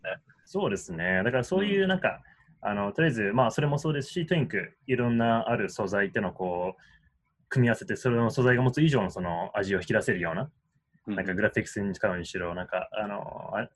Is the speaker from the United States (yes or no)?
yes; Washington, District of Columbia, United States; also born or lived in Tokyo, Japan; 東京で生まれて、で、10歳の頃から、うん、えー、DC